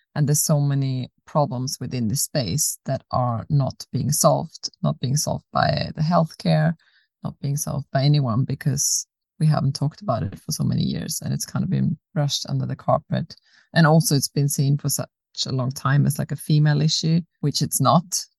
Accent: Austria; moved away as an adult; also born or lived in South Africa / Australia; now in Sweden; I was born in South Africa, grew up in Austria, then moved to Australia when I was 18, lived there for 11 years, and moved to Sweden about seven years ago.

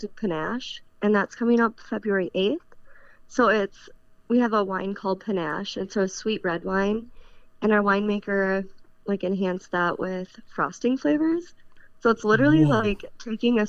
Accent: Wisconsin, United States; Born and raised in Wisconsin.

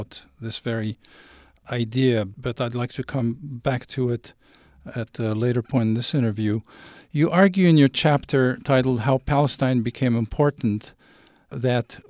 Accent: Paris, Île-de-France, France; also born or lived in Algeria; I was born in Paris from Algerian parents who escaped the colonial war and came here at age 20

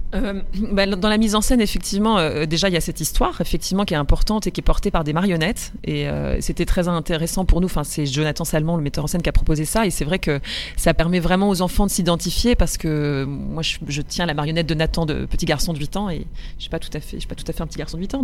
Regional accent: Roubaix, Hauts-de-France, France; Moi j'ai grandi dans le nord, chez les ch'tis. Voilà, je suis roubaisienne au départ

